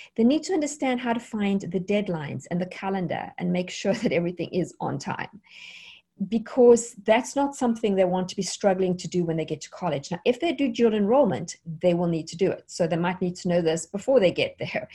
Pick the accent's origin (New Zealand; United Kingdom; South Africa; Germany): South Africa; moved away as an adult; now in United States; I am South African. Originally, we have been in America now since 2003 in the United States.